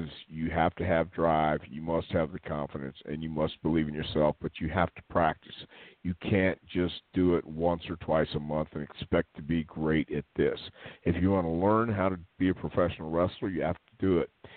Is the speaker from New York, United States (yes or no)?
no; Texas, United States; I am from Texas